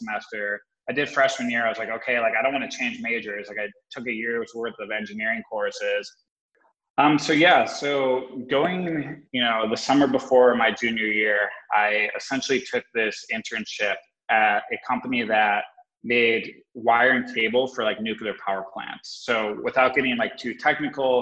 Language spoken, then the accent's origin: English; Wisconsin, United States; also born or lived in Connecticut; I was born out in Connecticut, but I grew up most of my life in the Midwest in Wisconsin